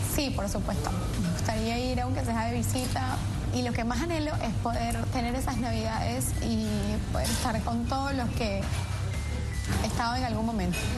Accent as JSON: {"language": "Spanish", "town": "Caracas", "region": "Capital District", "country": "Venezuela", "moved": "as an adult", "lives_now": "Buenos Aires, Argentina", "said": "nosotros somos de Caracas"}